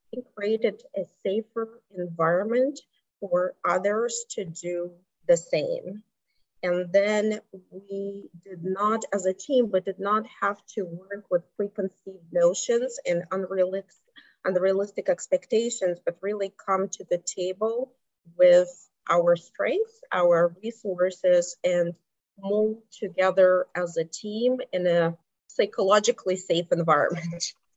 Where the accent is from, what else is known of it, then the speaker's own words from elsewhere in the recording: Kazakhstan; English is a second language; moved away as an adult; also born or lived in District of Columbia, United States; now in United States; I am originally from Kazakhstan, um, Central Asia. So I came to the United States in my 20s